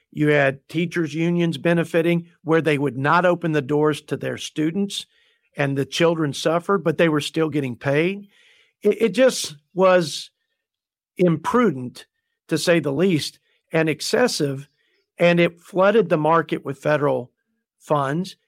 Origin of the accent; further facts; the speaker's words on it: Plainview, Texas, United States; my hometown, the Plainview Bulldogs are, uh, part of the district.